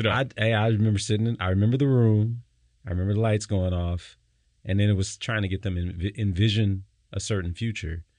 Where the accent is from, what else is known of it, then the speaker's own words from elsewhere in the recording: Detroit, Michigan, United States; I grew up in Detroit